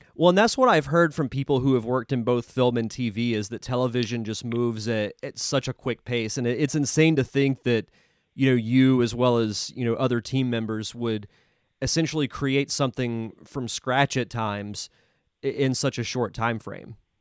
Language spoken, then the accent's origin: English; Pensacola, Florida, United States; I'm born and raised in Pensacola